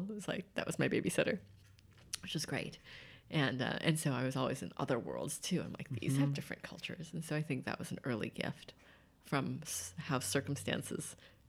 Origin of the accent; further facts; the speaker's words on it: Santa Maria, California, United States; Santa Maria, California.